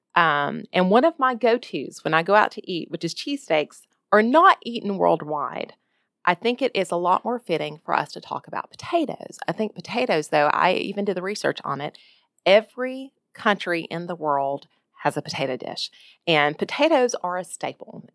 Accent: Jacksonville, Alabama, United States; moved away as an adult; now in Ohio, United States; my hometown of Jacksonville, Alabama

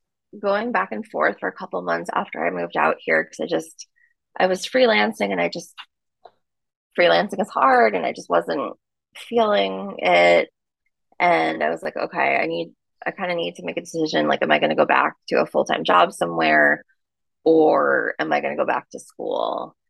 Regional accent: New York, United States; Tried it for the fall, came back and was like, no, I'm a New Yorker.

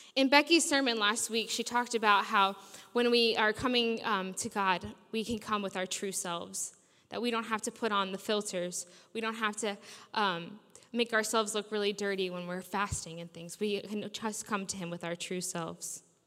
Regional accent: United States; moved away as an adult; now in Sheffield, United Kingdom; I grew up in America

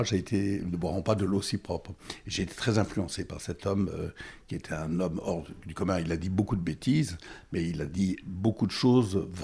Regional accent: Goma, North Kivu, DR Congo; also born or lived in Burundi / Bukavu / Rwanda; Je suis né euh, au Burundi, mais en fait euh, en, 1951, 51, et mes parents euh, habitaient entre le, entre le Kivu et le Rwanda, là où il y a la guerre maintenant. J'ai été élevé à Goma, Bukavu, et euh, au Rwanda.

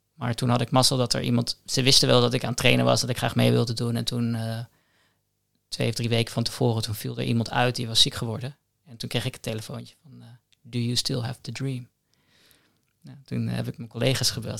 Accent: The Hague, South Holland, Netherlands; Ik woon in Den Haag. Ik ben ook geboren in Den Haag

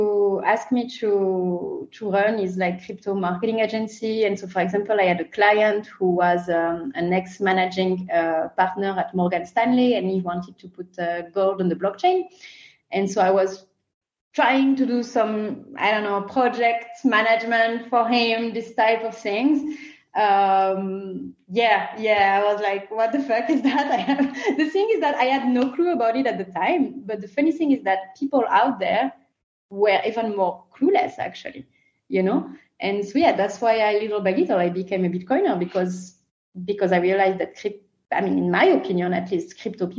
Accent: France; accent: French; English is a second language; As you can recognize from my accent, I come from France.

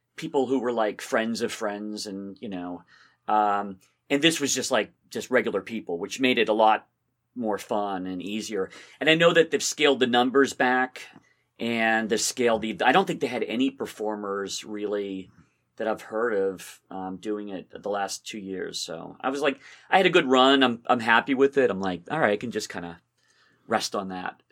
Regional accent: Somerville, Massachusetts, United States; also born or lived in Belmont, Massachusetts; I grew up in Somerville.

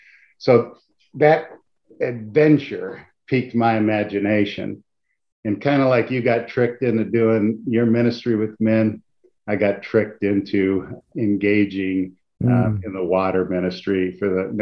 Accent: Modesto, California, United States; moved away as an adult; So that was my whole life from first grade till, you know, through Modesto Junior College.

